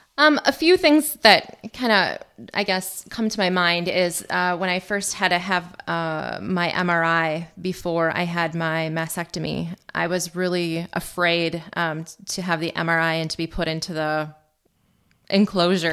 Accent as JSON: {"language": "English", "town": "Mosinee", "region": "Wisconsin", "country": "United States", "tie": "born or raised there", "said": "I grew up in Mosinee"}